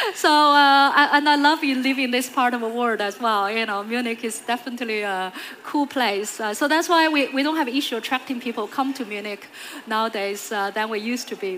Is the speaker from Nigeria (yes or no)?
no; China; moved away; I grew up in China